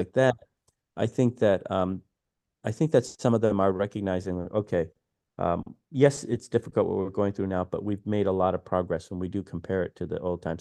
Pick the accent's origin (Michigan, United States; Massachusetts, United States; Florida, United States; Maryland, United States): Michigan, United States; Detroit; moved away as an adult; also born or lived in New York City; growing up in Detroit